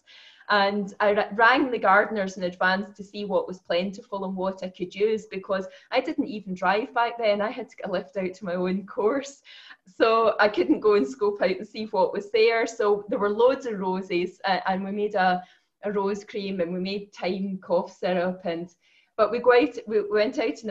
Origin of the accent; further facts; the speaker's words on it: the west of Scotland, United Kingdom; also born or lived in Edinburgh; I grew up in Scotland, the west of Scotland.